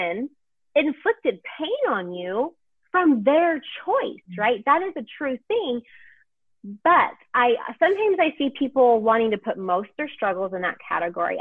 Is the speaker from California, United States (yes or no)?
no; Houston, Texas, United States; I'm from Houston, Texas